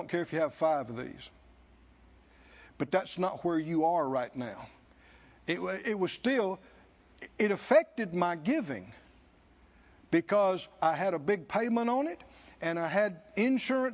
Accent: the South, United States; I grew up in the South

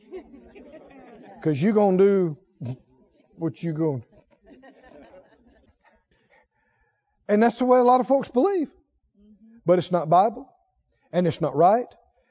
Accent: rural Mississippi, United States; when I was a little boy, growing up in Mississippi, rural Mississippi

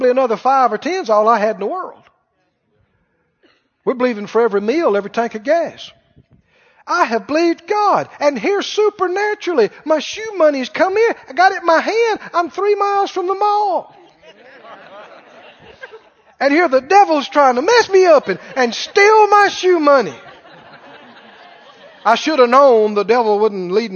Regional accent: Mississippi, United States; moved away as an adult; I was from Mississippi in the country

